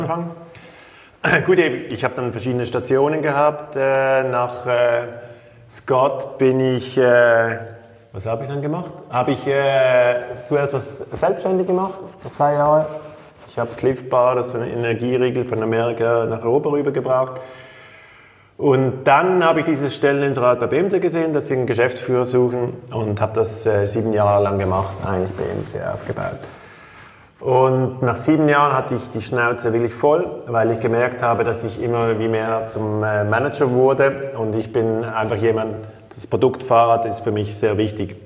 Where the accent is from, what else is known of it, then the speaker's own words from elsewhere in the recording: Switzerland; als Schweizer